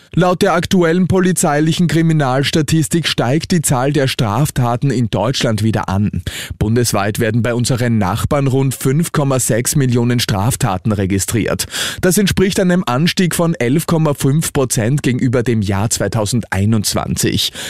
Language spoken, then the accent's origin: German; Austria; bei uns in Österreich